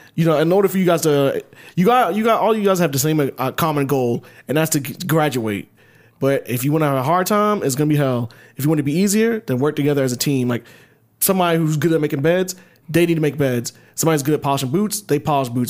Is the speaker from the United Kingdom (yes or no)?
no; Ellenwood, Georgia, United States; I grew up in middle class, like, fucking Ellenwood